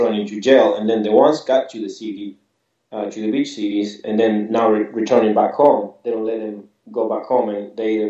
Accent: Argentina; English is a second language; moved away; I was in Argentina, and obviously I'm from Argentina

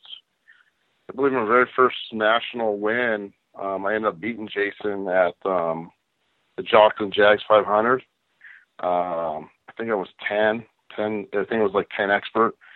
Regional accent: Azusa, California, United States; I was born and raised in Azusa, California

